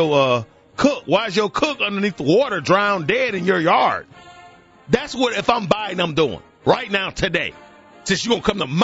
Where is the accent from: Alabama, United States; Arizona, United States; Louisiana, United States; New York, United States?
Alabama, United States; I'm from Alabama, baby. Born and bred a Southerner